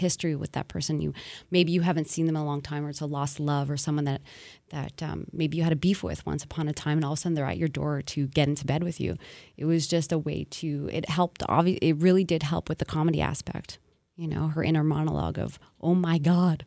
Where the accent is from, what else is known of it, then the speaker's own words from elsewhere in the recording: Montreal, Quebec, Canada; born and raised in Montreal